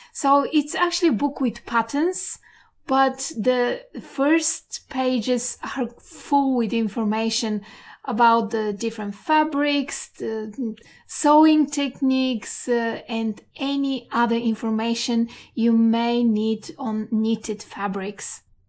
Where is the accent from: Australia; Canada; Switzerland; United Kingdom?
Australia; Perth, Western Australia; from Perth, Western Australia.